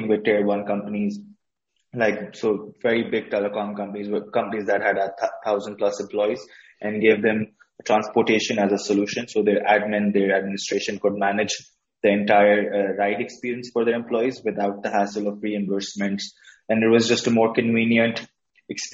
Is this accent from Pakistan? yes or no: yes; Karachi, Sindh, Pakistan; I was born and brought up in Karachi, so which is one of the biggest cities in Pakistan.